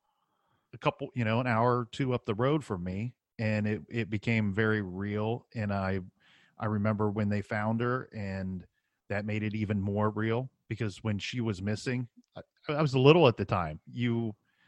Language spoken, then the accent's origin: English; Ohio, United States; We're all from Ohio.